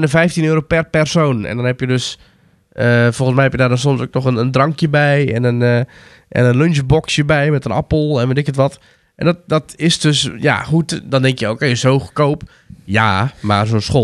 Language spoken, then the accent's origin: Dutch; North Brabant, Netherlands; ik kom natuurlijk uit Brabant, dus we gingen bijna nooit met schoolreis naar de Efteling